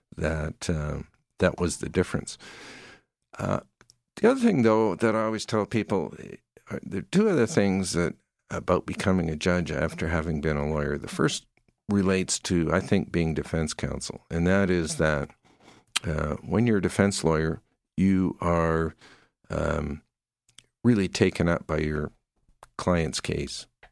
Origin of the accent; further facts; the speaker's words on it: Surrey, British Columbia, Canada; moved away as an adult; also born or lived in New Westminster, British Columbia; now in Calgary, Canada; I grew up in, uh, Surrey, B C, in the lower mainland of Vancouver.